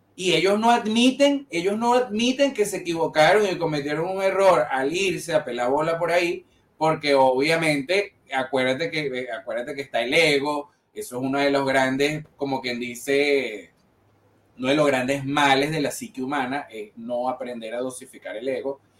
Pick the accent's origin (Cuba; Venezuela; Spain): Venezuela; yo no salí de Venezuela